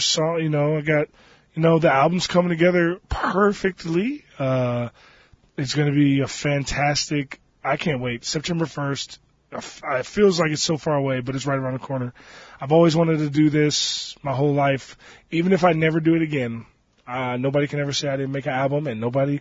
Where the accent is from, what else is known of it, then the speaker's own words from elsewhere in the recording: Maryland, United States; moved away; I grew up in Maryland, even though it's no longer my home